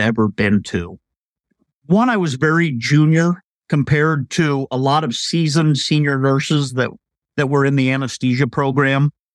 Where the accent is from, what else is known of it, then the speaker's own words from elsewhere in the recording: Iowa, United States; moved away as an adult; I was able to move back to my home state, actually live in my hometown.